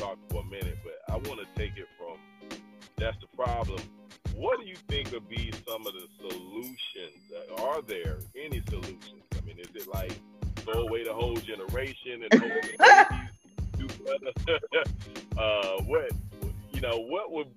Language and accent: English; Atlanta, Georgia, United States; I'm from Atlanta